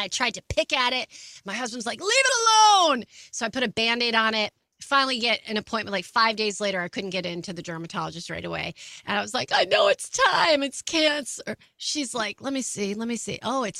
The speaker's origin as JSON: {"language": "English", "town": "Albany", "region": "New York", "country": "United States", "accent": "general American", "said": "No, I'm from Albany, New York. So I kind of have a general American dialect."}